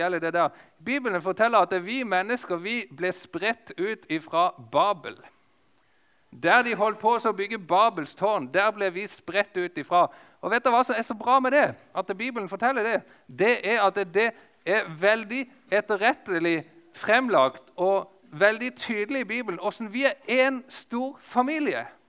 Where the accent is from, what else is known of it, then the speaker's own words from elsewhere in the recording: Lista, Agder, Norway; moved away; på lista nesten der som jeg kommer ifra